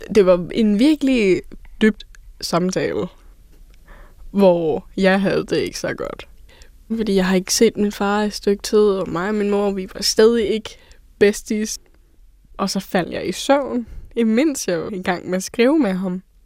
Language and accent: Danish; near Pattaya, Chonburi, Thailand; now in Denmark; Min mor er thai, min far er dansk, og jeg er født i Thailand et sted tæt på Pattaya